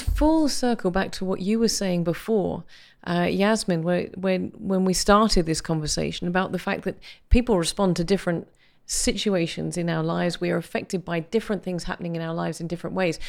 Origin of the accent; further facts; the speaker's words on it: United Kingdom; as a British person